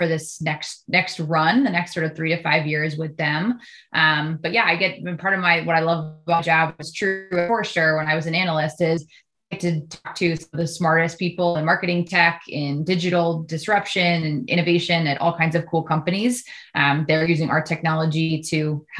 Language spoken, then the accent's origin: English; United States; as an American